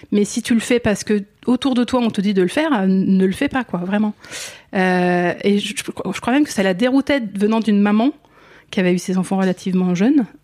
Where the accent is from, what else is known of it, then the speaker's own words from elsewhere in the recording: northern Essonne, near Orly, Île-de-France, France; Moi je viens de l'Essonne. Ok. Donc j'ai grandi euh, j'ai grandi tout près, ouais, tout près d'Orly, euh, toute cette zone nord essonne.